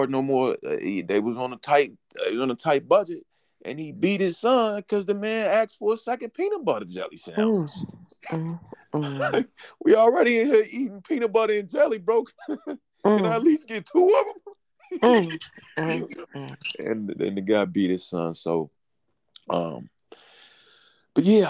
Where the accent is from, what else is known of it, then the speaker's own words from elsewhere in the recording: Chicago, Illinois, United States; I'm from Chicago.